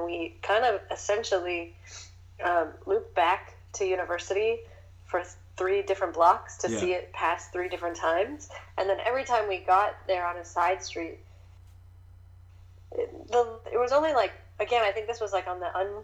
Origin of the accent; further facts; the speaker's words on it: Toronto, Ontario, Canada; I lived in Toronto. I'm from Toronto.